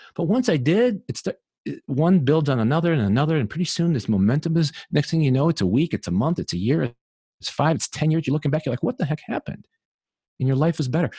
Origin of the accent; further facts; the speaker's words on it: Illinois, United States; moved away; in Illinois, where I'm originally from